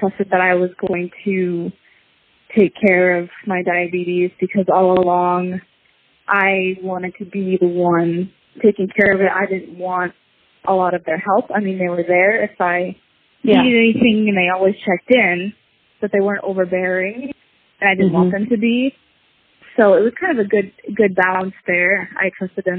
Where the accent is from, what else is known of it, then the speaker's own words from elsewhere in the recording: Maine, United States; We're both from Maine